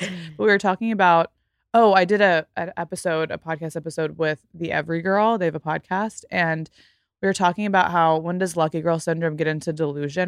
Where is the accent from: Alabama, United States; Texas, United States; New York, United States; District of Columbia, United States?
Texas, United States; Fort Worth; moved away as an adult; also born or lived in Los Angeles; my hometown in Fort Worth, Texas